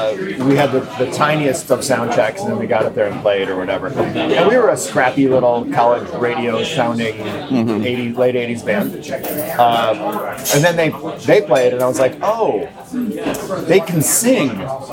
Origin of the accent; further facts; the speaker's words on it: Chicago, Illinois, United States; moved away as an adult; also born or lived in Champaign, Illinois / Minnesota; now in Philadelphia, United States; I grew up outside of Chicago.